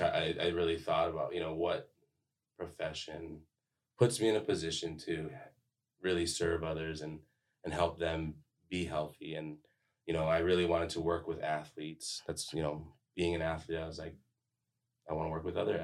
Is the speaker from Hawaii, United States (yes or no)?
yes; Hawaii, United States; moved away as an adult; also born or lived in Missouri; now in St. Charles, United States; I was actually born and raised in Hawaii.